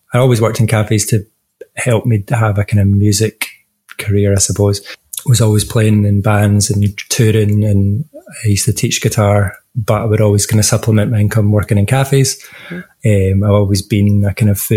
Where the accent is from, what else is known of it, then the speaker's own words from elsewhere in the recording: Glasgow, Scotland, United Kingdom; I am a Glaswegian male